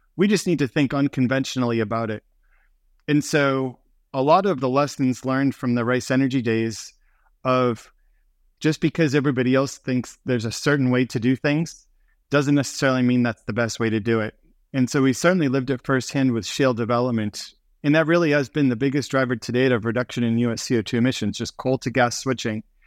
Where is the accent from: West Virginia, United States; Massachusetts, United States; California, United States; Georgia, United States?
Massachusetts, United States; Boston; We grew up in Boston, Massachusetts